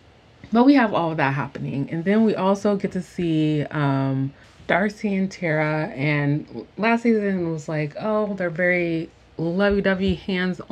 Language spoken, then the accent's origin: English; United States; being an American